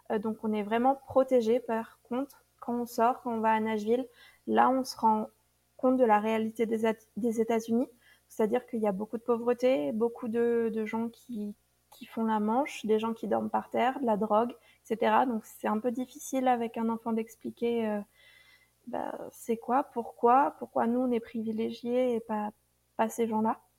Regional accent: France; pour nous, a été difficile euh, en tant que Français, qui sommes assez francs

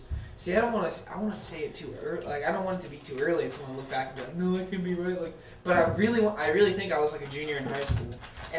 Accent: Fort Benning, Georgia, United States; born there; Yeah, Martin Army on post at Fort Benning, Georgia.

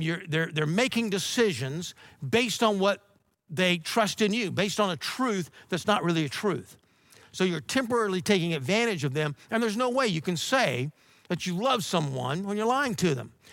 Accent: Georgia, United States; moved away; where I grew up in Georgia

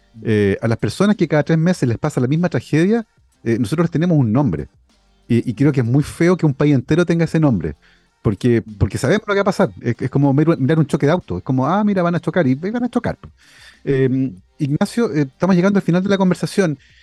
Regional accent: Santiago, Santiago Metropolitan Region, Chile; crecí en Santiago en los 80

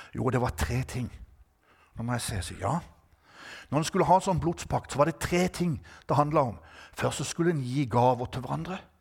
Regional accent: Norway; jeg er norsk

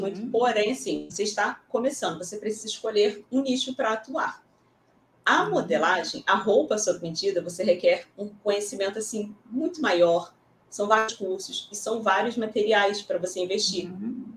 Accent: Rio de Janeiro, Brazil; aqui no Rio de Janeiro mesmo, sou carioca

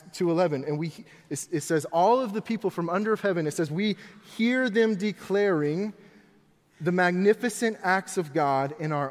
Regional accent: Florida, United States; also born or lived in Tennessee; I grew up in Florida.

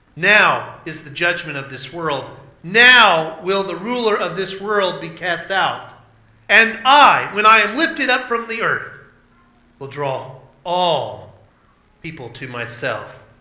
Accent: southeastern Oklahoma, United States; in my case, a southeastern Oklahoman

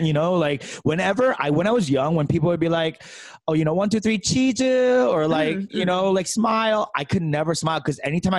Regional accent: Seoul, South Korea; I'm from Seoul.

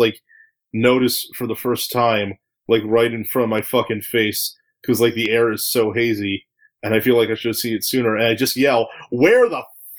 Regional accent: Pennsylvania, United States; now in California, United States; Growing up in Pennsylvania, we had, like, two of them.

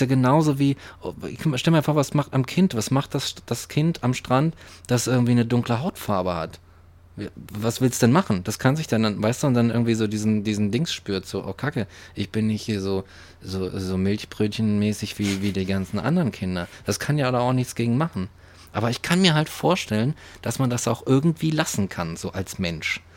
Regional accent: West Germany, Germany; Ich komme aus dem Westen

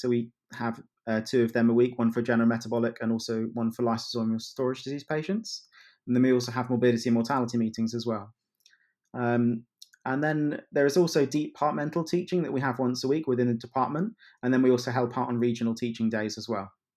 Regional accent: Kettering, East Midlands, United Kingdom; moved away as an adult; also born or lived in London / Leicester; now in Manchester, United Kingdom; worked in my hometown of Kettering

